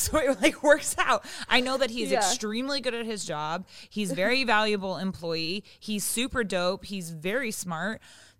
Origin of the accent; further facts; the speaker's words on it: Seattle, Washington, United States; moved away as an adult; now in Los Angeles, United States; I'm from Seattle and I live in LA.